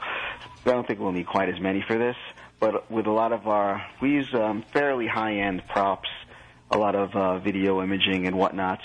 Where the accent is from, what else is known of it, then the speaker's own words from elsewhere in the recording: New Jersey, United States; I'm from Jersey.